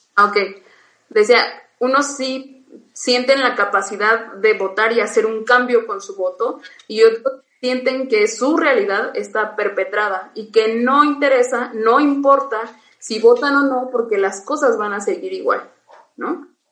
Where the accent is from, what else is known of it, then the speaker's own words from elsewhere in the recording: Oaxaca, Mexico; vuelvo a, mi pueblo, este, no hay kinder, sí hay primaria y hay telesecundaria, y párale de contar, hay que caminar a buscar un bachillerato